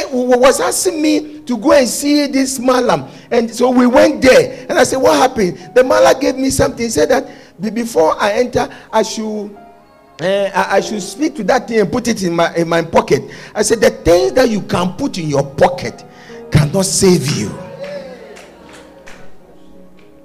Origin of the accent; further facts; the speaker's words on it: Accra, Greater Accra, Ghana; I come from Bukom